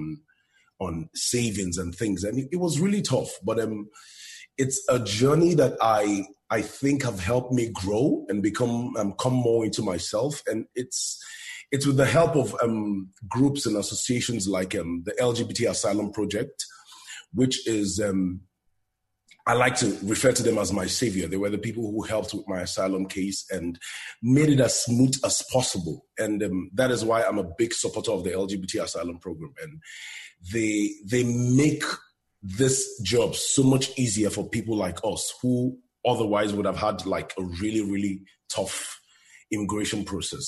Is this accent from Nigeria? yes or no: yes; Nigeria; moved away as an adult; now in United States; growing up in Nigeria, I lived in Nigeria for more than 30 years of my life